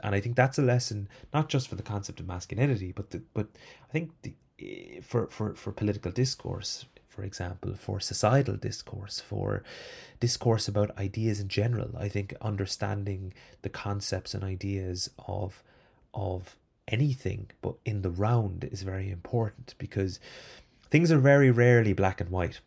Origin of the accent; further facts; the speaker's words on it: Ireland; as an Irish person